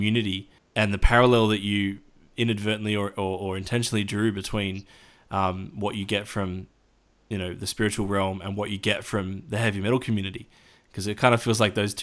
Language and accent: English; Australia; as an Australian